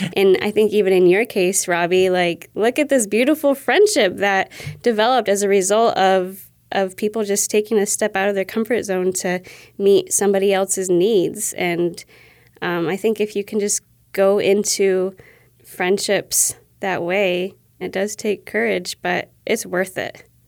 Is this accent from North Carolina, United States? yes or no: no; Ohio, United States; also born or lived in New York; since I was probably seven years old, you know, when I moved from New York to Ohio.